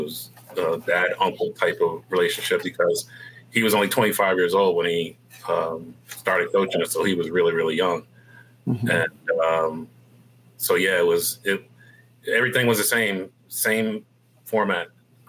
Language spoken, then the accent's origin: English; Baltimore, Maryland, United States; also born or lived in DMV; I was not born in Columbia, Maryland. I was born in Baltimore.